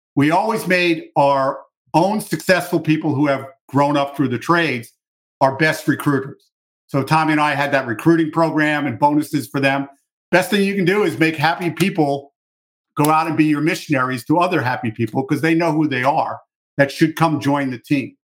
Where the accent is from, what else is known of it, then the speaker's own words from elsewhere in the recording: New York City, New York, United States; I grew up in New York City.